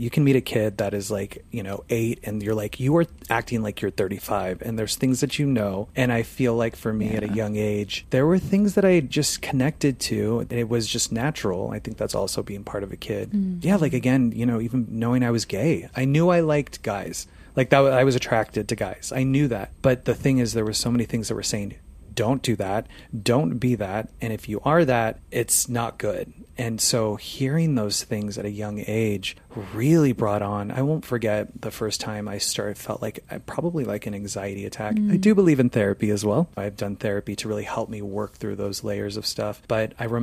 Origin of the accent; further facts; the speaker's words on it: Phoenix, Arizona, United States; moved away; I'm from Phoenix, Arizona originally